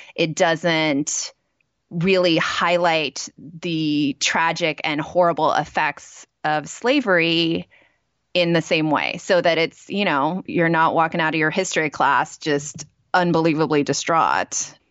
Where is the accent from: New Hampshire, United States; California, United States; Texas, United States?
California, United States; growing up in California, we have a lot of resources, too, in terms of museums